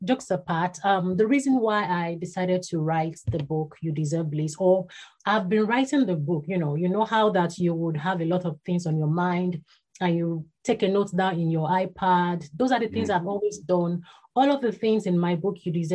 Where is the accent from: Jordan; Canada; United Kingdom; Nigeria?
Nigeria; Ibadan, Oyo; was born and bred in Ibadan. That's in Nigeria.